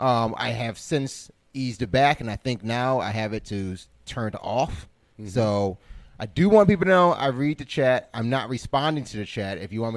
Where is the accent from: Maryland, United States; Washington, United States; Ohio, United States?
Ohio, United States; Cleveland; also born or lived in Milwaukee, Wisconsin; I was raised mostly in Cleveland, but I am from Milwaukee.